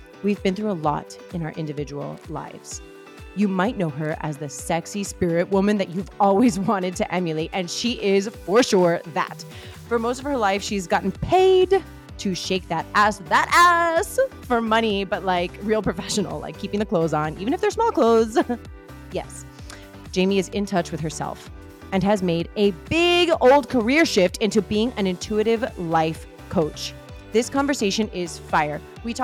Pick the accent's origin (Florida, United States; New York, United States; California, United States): Florida, United States; Miami; I am a Miami girl and I love to show mad love to my South Florida roots.